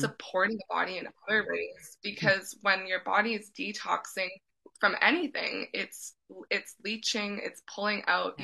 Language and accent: English; Edmonton, Alberta, Canada; moved away as an adult; also born or lived in Vancouver; I'm originally from Edmonton, but I moved to Vancouver and lived two years.